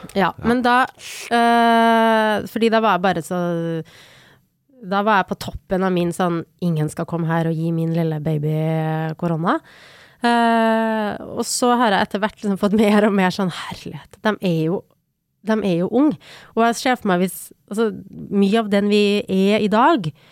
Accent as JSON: {"language": "Norwegian", "town": "Trondheim", "region": "Trøndelag", "country": "Norway", "tie": "born or raised there", "said": "den stoltheten som han bidro til at vi hadde som, som trøndere"}